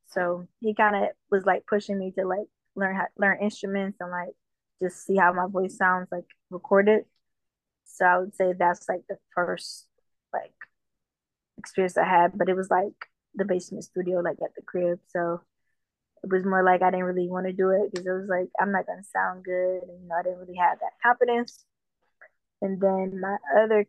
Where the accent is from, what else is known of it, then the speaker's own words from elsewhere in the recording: Detroit, Michigan, United States; also born or lived in Jamaica; I grew up in Detroit